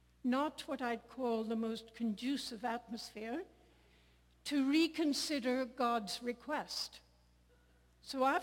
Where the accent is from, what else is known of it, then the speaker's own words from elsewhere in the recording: Ireland; I come from Ireland